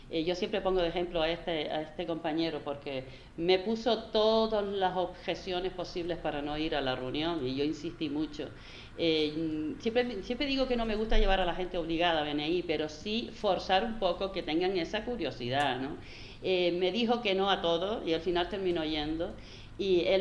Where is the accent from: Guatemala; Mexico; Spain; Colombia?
Spain; Canary Islands; Pienso que aquí somos canarios, ¿no? Nos gustan las cosas de otra manera, más cercana